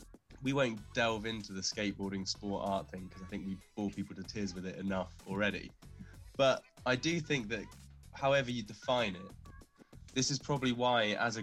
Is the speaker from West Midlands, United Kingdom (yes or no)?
no; Cornwall, South West England, United Kingdom; now in Bristol, United Kingdom; as a Cornish person